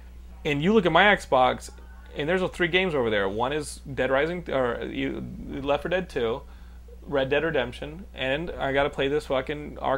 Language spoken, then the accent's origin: English; Texas, United States; You shut the fuck up. I'm from Texas.